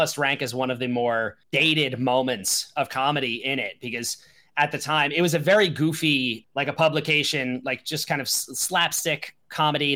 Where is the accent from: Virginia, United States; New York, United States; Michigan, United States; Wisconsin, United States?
New York, United States; Long Island; I grew up on Long Island